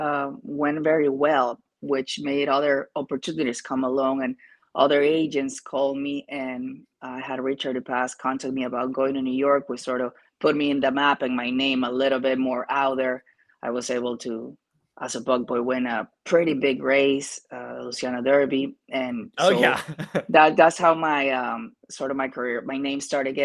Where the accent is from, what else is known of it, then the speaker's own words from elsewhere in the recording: Peru; moved away; I am from Peru